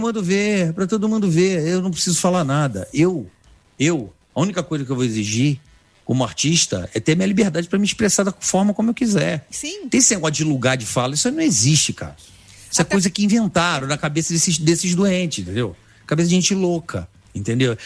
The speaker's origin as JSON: {"language": "Portuguese", "region": "Rio de Janeiro", "country": "Brazil", "moved": "yes", "lives_now": "São Paulo, Brazil", "said": "como carioca, sou um botafoguense"}